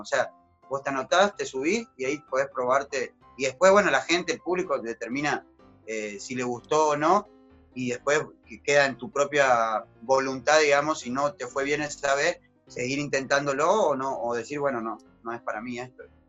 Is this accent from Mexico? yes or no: no; Argentina; now in Santa Cruz, Bolivia; como argentinos nosotros